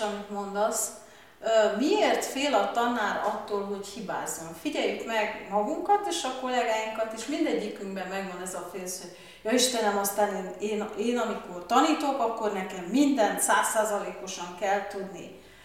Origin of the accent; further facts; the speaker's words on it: Târgu Mureș, Mureș County, Romania; én Marosvásárhelyen születtem, és pont az orvosi egyetem mellett laktunk